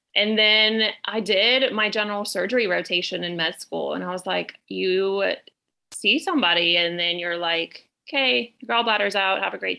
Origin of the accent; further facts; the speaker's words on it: Puerto Rico; now in Pensacola, United States; So I am originally from Puerto Rico, but I moved to Pace, Florida in 94. So I consider myself a Pensacolian, if you will.